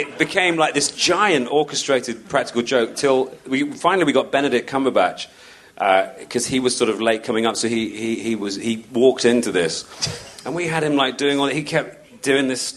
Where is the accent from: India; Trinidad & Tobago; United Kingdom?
United Kingdom; as a Brit